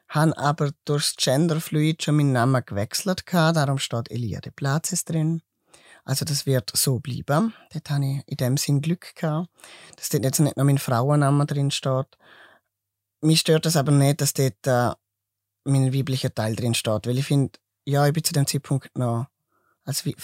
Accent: Switzerland; Genau, weil ich bin Schweizer.

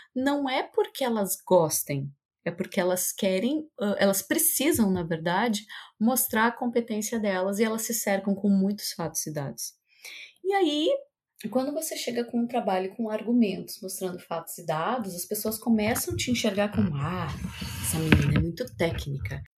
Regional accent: South Region, Brazil; also born or lived in São Paulo; onde eu nasci e cresci, eu sou aqui do sul do Brasil

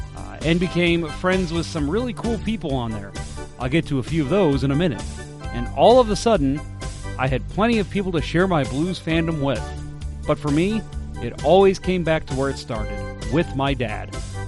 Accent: Illinois, United States; I'm from Central Illinois

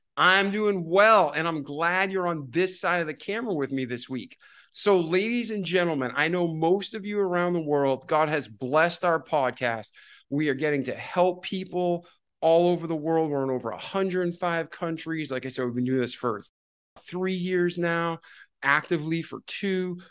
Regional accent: Massachusetts, United States; I was born in Massachusetts

